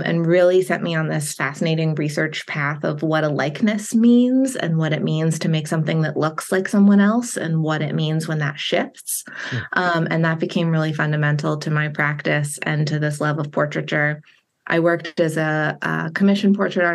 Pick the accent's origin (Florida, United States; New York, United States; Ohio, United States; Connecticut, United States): Connecticut, United States; moved away as an adult; also born or lived in Richmond, Virginia / Gatlinburg, Tennessee; now in Baltimore, United States; I grew up in Connecticut in the Northeast U.S.